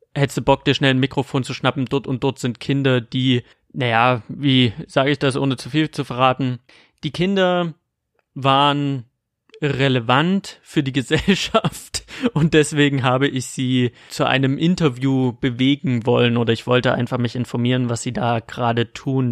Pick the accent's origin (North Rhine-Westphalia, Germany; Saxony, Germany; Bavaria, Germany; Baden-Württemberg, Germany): Saxony, Germany; accent: Saxon; Mit meinem sächsischen Akzent